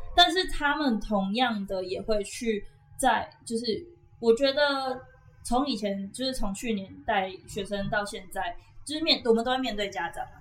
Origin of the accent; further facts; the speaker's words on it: Taoyuan, Taiwan; also born or lived in Taipei; 我，我本身是桃园人，对。所以我应该可以说我自己北部人